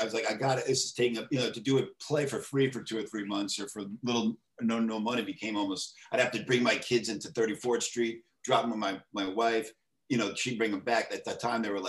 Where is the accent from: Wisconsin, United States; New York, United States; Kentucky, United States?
New York, United States; New York City; I was born in the Bronx. My whole family's from the Bronx.